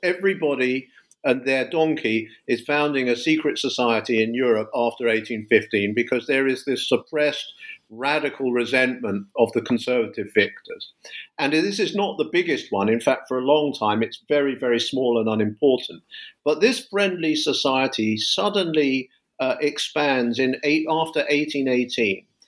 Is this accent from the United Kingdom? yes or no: yes; London, United Kingdom; moved away as an adult; now in United States; I teach in the US, but I'm a Brit. I'm from London